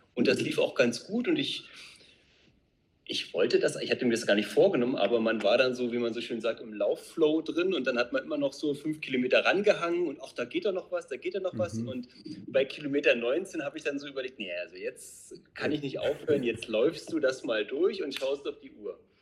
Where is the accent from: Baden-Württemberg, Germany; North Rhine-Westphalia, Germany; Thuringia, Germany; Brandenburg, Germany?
Brandenburg, Germany; also born or lived in Neuzelle; wir beide kommen aus Brandenburg. Wir wohnen in Neuzelle